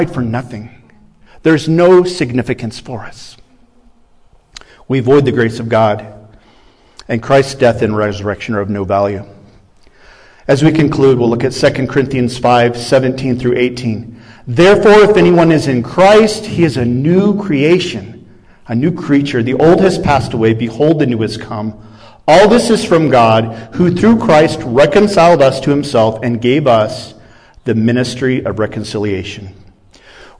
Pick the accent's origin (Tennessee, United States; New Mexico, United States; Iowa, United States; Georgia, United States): Iowa, United States; I'm a Midwestern boy. I come from Iowa.